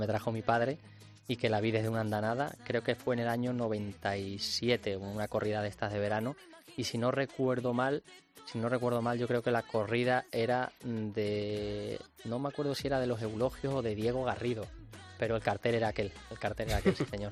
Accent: Torrejoncillo, Extremadura, Spain; also born or lived in Cáceres; me siento muy, muy orgulloso de, ser de, Torrejoncillo y de, de haberme criado y haber vivido allí tantos años

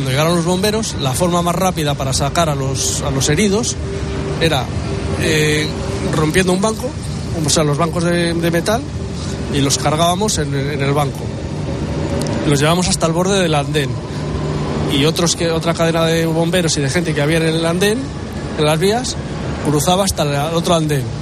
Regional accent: Valladolid, Castile and León, Spain; now in Madrid, Spain; estos están Vallecas nosotros somos de Valladolid.

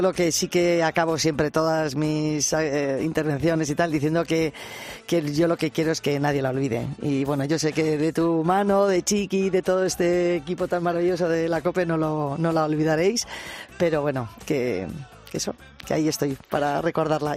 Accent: Cercedilla, Community of Madrid, Spain; soy de Cercedilla

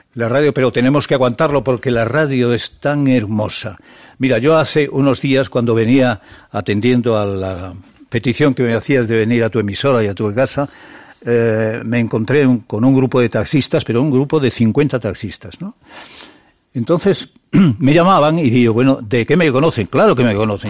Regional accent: El Bierzo, Castile and León, Spain; moved away; also born or lived in Madrid; atiende a mi pueblo, atiende a mi tierra, atiende el Bierzo

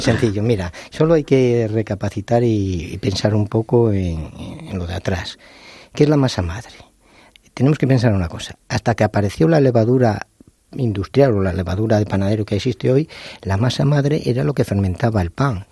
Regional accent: León, Castile and León, Spain; Yo que soy de León

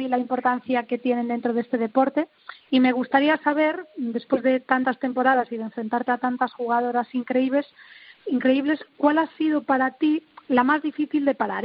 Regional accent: Galicia, Spain; mi tierra

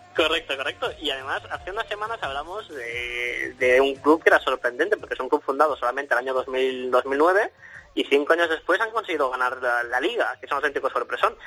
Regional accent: Sabadell, Catalonia, Spain; somos de Sabadell

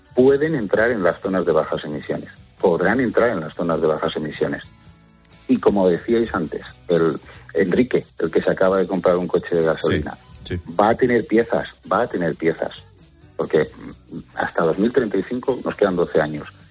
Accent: Santa Cristina de la Polvorosa, Castile and León, Spain; mi pueblo, en Santa Cristina la Pobrosa, en Zamora

